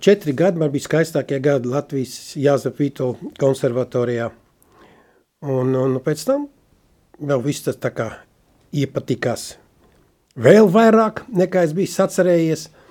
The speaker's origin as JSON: {"language": "Latvian", "town": "Sigulda", "country": "Latvia", "tie": "born or raised there", "also_born_or_lived": "Gaujiena", "said": "es piedzimu, ka 49. gadā Siguldā"}